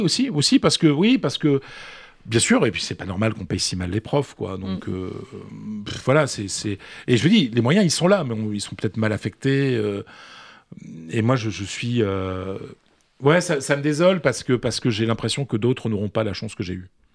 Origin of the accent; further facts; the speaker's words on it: the Nord, Hauts-de-France, France; accent: Ch'ti; je n'ai pas l'accent ch'ti